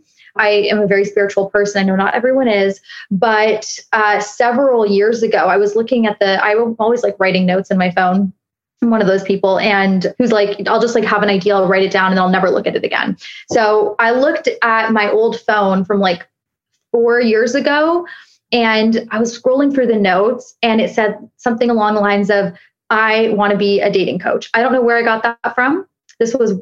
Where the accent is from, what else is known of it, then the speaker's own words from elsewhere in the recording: Toronto, Ontario, Canada; accent: Canadian; now in Miami, United States; I'm based in Miami, but I'm from Toronto